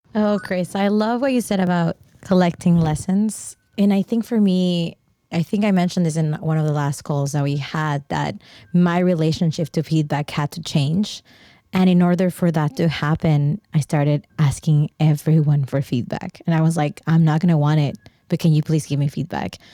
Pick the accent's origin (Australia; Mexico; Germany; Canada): Mexico; I grew up in Mexico